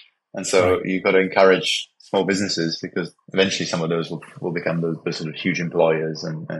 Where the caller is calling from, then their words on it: Panama City, Panama; Yeah, I'm calling from Panama City, Panama. So nice and sunny here.